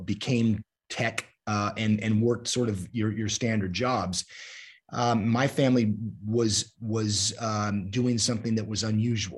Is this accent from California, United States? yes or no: yes; San Jose, California, United States; I grew up in South San Jose, which was about 15 minutes or so from the family winery